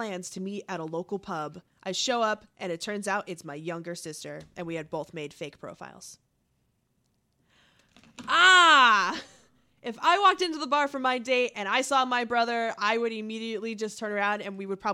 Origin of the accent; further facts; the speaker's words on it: Connecticut, United States; now in Michigan, United States; I'm from Connecticut and I came out to Michigan